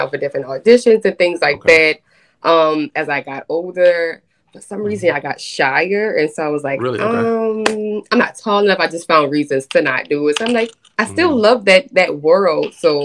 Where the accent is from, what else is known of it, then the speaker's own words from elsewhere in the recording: New Orleans, Louisiana, United States; I am born and raised in New Orleans, Louisiana